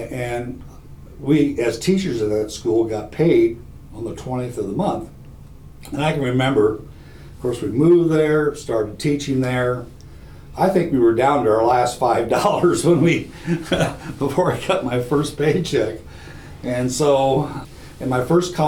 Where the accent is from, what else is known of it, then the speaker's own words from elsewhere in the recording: Iowa Falls, Iowa, United States; Isle Falls is my hometown, it's about 25 miles away perhaps